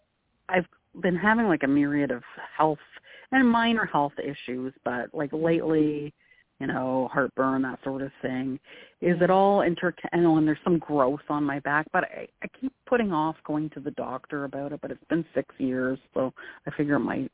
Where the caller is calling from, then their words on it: Detroit, Michigan, United States; I am calling from the Detroit area.